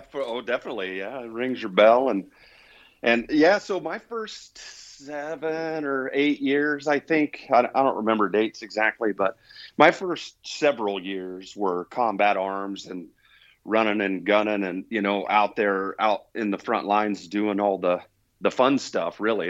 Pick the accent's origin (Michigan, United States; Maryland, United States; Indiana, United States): Indiana, United States; moved away as an adult; now in New Mexico, United States; I was born and raised in Indiana and lived there pretty much all the way through